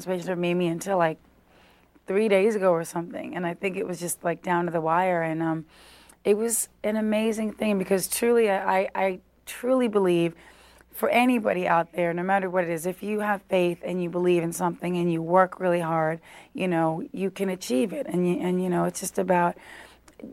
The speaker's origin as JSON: {"language": "English", "region": "New York", "country": "United States", "tie": "born or raised there", "said": "in the center of, you know, New York, where I grew up"}